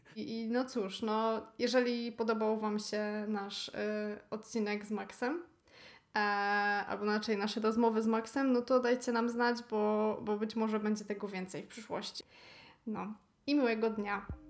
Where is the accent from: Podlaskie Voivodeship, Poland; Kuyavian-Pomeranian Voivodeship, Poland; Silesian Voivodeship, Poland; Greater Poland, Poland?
Silesian Voivodeship, Poland; jestem ze Śląska